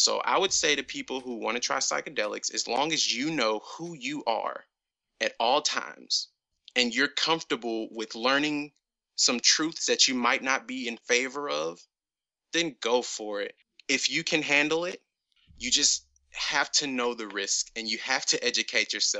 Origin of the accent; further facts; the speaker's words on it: Ferguson, Missouri, United States; every store in my small town was closed. I'm actually from Ferguson, the town with Mike Brown and that whole situation that actually went down right outside my like house.